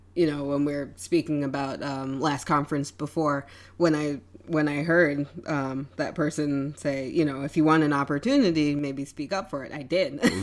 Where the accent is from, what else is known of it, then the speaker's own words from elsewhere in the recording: New York City, New York, United States; moved away as an adult; now in Wappingers Falls, United States; I moved up from New York City, um, grew up in Brooklyn, um, moved up to Wappingers after my brother moved there